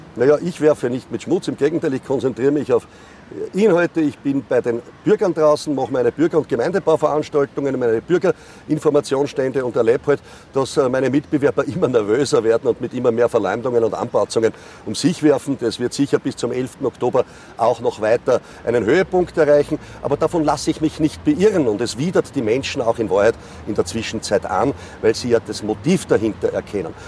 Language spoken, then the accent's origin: German; Vienna, Austria; ich bin ein Wiener